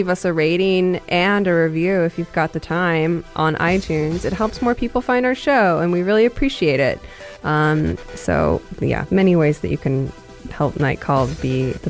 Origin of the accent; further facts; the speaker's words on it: Seattle, Washington, United States; I grew up in Seattle, motherfucker.